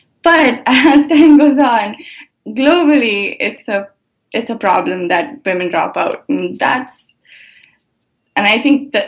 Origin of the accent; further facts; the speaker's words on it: India; now in United States; I learned that I grew up in India, and when I moved here